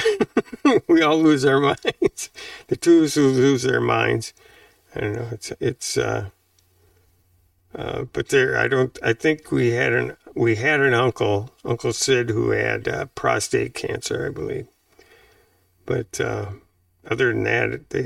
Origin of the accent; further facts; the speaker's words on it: Wisconsin, United States; also born or lived in Madison, Wisconsin / Arizona; now in Nevada, United States; I went back to Wisconsin